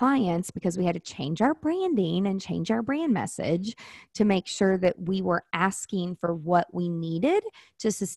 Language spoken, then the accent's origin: English; the South, United States; I'm from the South